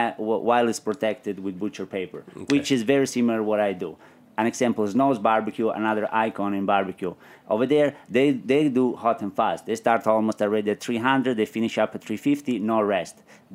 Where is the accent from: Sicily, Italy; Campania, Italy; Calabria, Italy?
Calabria, Italy; So when I come from Calabria, it's very very interesting.